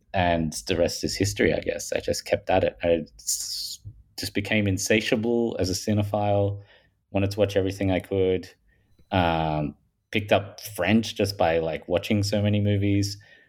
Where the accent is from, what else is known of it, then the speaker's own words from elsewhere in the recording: Australia; accent: Australian; I'm from Australia, if people haven't picked that up from my Paul Hogan style accent.